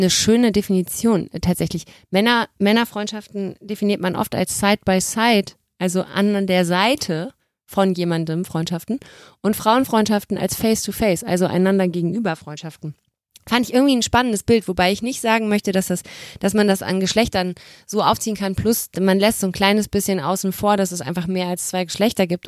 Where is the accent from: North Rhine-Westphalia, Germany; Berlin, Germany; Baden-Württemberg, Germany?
North Rhine-Westphalia, Germany; Cologne area; Ich komme aus dem Umland von Köln. Ich bin da aufgewachsen.